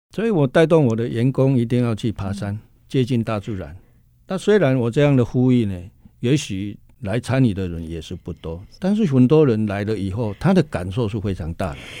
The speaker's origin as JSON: {"language": "Chinese", "country": "Taiwan", "said": "我们台湾人"}